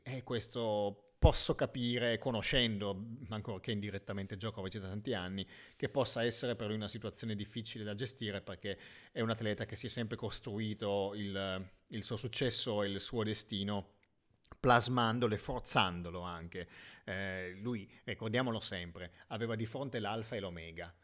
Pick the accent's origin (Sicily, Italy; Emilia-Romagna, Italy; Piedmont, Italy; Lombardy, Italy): Piedmont, Italy; essendo io piemontese